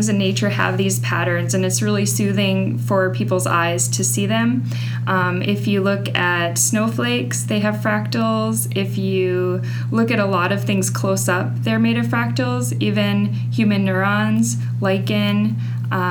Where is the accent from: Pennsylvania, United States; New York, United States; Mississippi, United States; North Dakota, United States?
North Dakota, United States; moved away as an adult; also born or lived in Bozeman, Montana / Wisconsin; now in Russellville, United States; I was born in North Dakota and grew up on a farm.